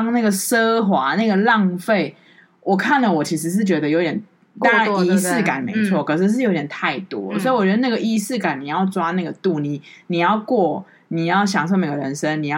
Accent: New Taipei, Taiwan; 台北人都很冷漠，台北人会这样看，即便我是台呃我是好我是新北人

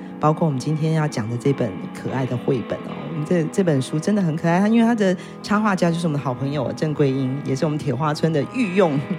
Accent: Taitung County, Taiwan; 不是我们台东人讲话特别甜

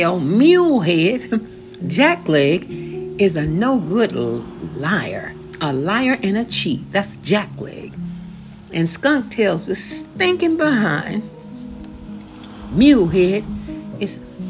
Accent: Many, Louisiana, United States; moved away; I was born in Manny

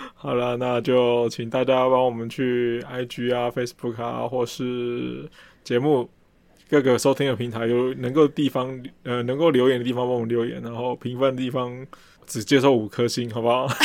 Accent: Taiwan; 以我一个台湾人的角度问你这个问题

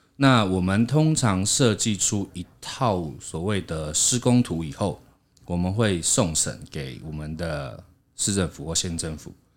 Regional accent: Taiwan; 我们台湾人

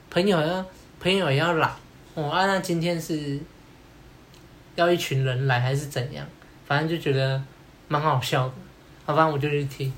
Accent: Kaohsiung, Taiwan; 我也是高雄人

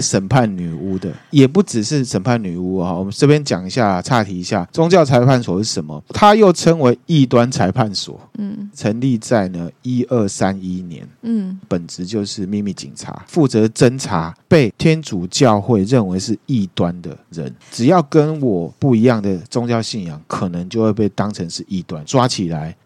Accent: Taiwan; 就像我们台湾人会去问卜一样嘛

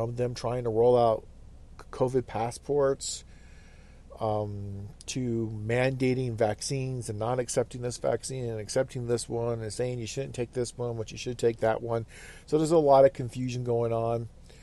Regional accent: Fairbanks, Alaska, United States; That's kind of our hometown, our home base. We hail from the Fairbanks general area, interior Alaska.

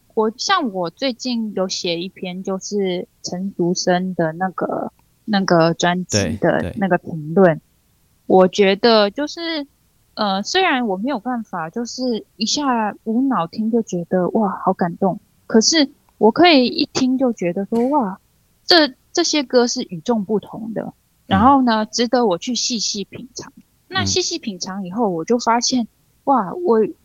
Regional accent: New Taipei, Taiwan; 我是在新北长大的

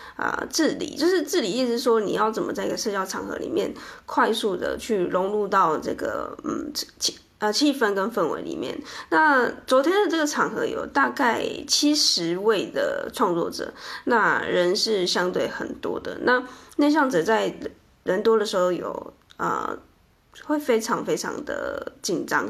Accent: Chiayi, Taiwan; 我们知道彼此都是嘉义人

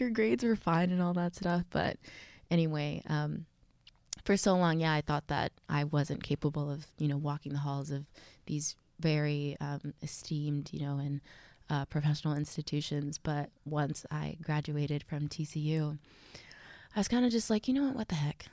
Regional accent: Texas, United States; I'm from Texas.

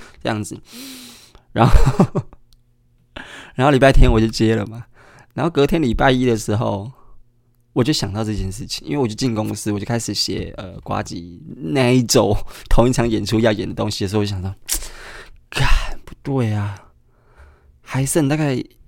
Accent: Kaohsiung, Taiwan; moved away; 高雄，也就是我的故乡

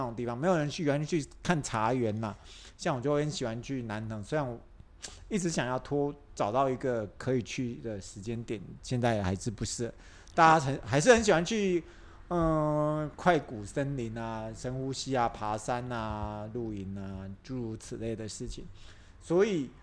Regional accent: Taiwan; 我们台湾人

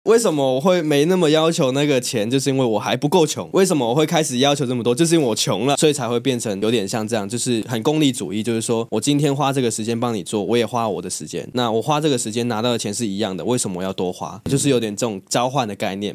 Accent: Hong Kong; moved away as an adult; now in Taiwan; 我是香港人，来台湾快十年

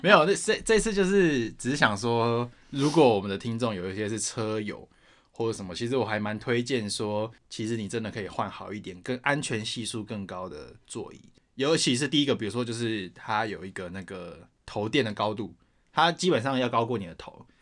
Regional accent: Taoyuan, Taiwan; 我是桃园人

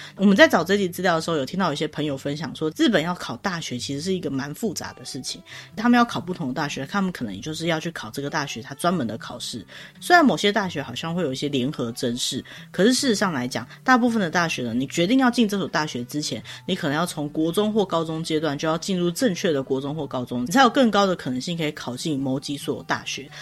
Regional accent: Taiwan; 我跟Sola是生活在台湾，我们也是受台湾的教育长大的

